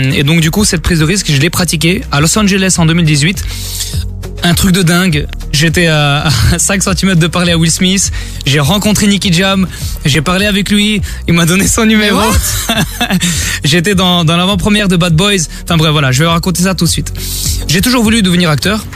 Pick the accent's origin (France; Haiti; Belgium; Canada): Belgium; Brussels, Brussels-Capital Region; je viens de Bruxelles comme vous